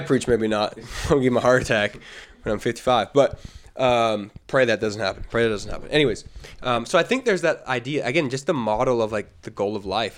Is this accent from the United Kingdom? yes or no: no; Canada; as a Canadian